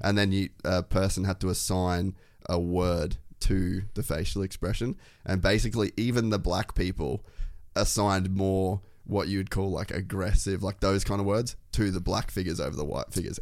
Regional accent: Cairns, Queensland, Australia; I grew up in Cairns

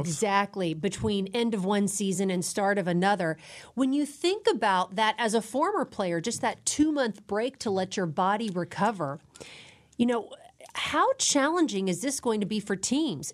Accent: Dallas, Texas, United States; I grew up in Dallas

